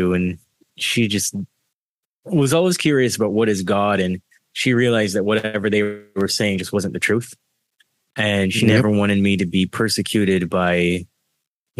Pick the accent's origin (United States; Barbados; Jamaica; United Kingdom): Barbados; So I was born in Barbados, and I had to go through a lot of indoctrination there